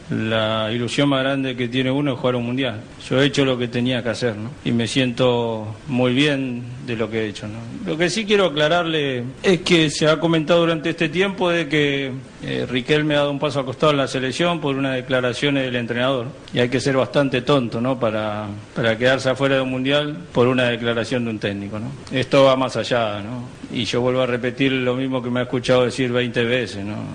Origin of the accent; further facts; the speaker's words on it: Argentina; Seguramente voy a desear que le vaya bien porque soy argentino ante todo